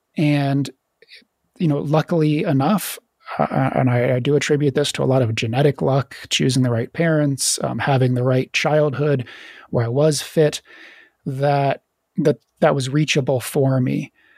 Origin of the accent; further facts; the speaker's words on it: Virginia, United States; moved away; also born or lived in Florida / Idaho; I grew up in Virginia